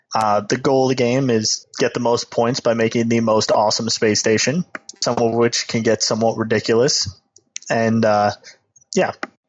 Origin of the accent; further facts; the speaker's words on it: Michigan, United States; I came from Michigan. I can deal.